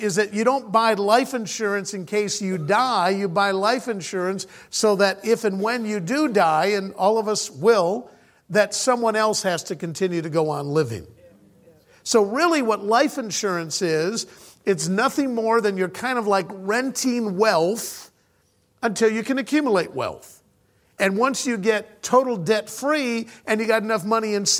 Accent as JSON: {"language": "English", "country": "United States", "tie": "born or raised there", "moved": "as an adult", "said": "I was originally born and raised in the States"}